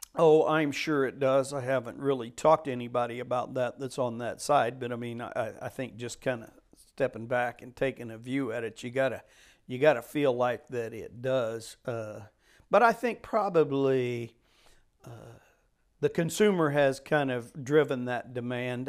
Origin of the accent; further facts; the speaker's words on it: Chillicothe, Missouri, United States; Chillicothe to the warehouse, which was basically my hometown area